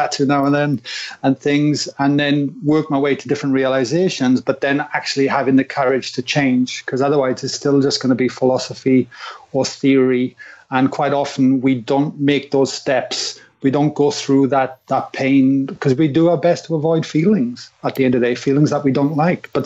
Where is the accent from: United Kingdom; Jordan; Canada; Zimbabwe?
United Kingdom; Wales; growing up in Wales